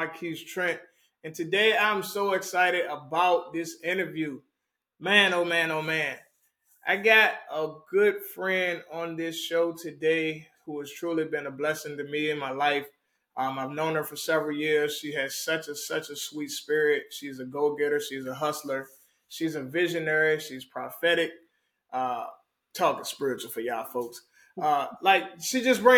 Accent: Richmond, Virginia, United States; now in Dallas-Fort Worth, United States; 804 forever, Richmond, Virginia, truly. Born and bred

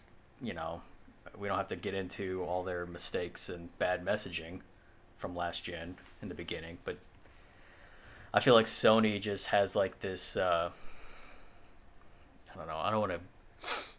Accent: United States

